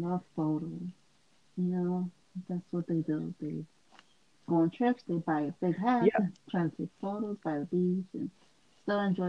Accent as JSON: {"language": "English", "town": "Philadelphia", "region": "Pennsylvania", "country": "United States", "said": "I'm from Philadelphia"}